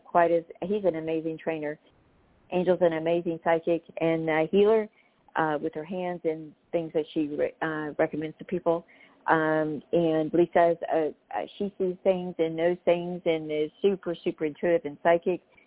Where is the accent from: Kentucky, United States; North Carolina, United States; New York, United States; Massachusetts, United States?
North Carolina, United States; I was raised in North Carolina too